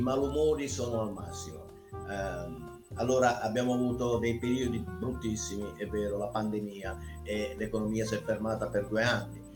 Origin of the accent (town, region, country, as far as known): Ionian coast of Basilicata, Italy